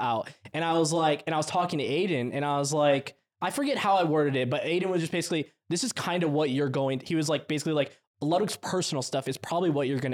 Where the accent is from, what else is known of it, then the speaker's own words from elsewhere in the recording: United States; I'm American